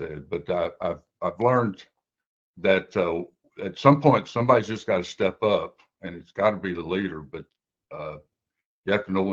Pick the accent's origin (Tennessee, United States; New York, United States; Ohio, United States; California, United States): Tennessee, United States; Waverly; moved away as an adult; now in St. Louis, United States; I grew up in Tennessee, went to University of Tennessee, got my architect's degree, moved to St. Louis for 3 years